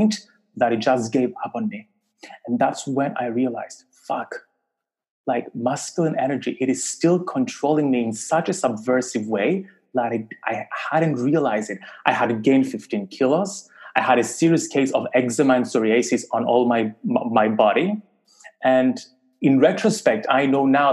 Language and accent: English; Cyprus; I grew up in Cyprus, a very small island, small community